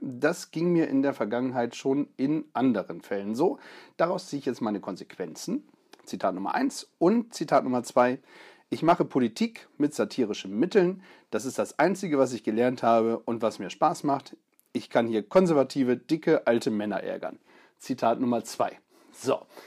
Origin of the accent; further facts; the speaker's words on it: the North, Northern Germany, Germany; hier bei uns im Norden